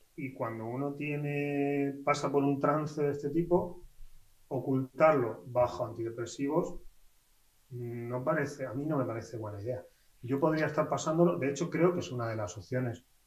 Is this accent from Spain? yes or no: yes; Spain